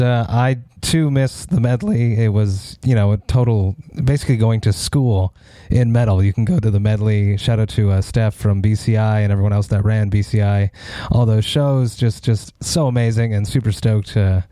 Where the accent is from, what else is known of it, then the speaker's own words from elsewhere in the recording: Montreal, Quebec, Canada; I'm from Montreal